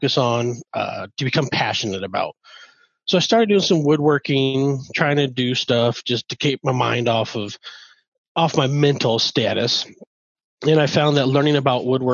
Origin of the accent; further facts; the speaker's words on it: Northern California, United States; moved away as an adult; also born or lived in Omaha, Nebraska; now in Nebraska, United States; I was born and raised in California, Northern California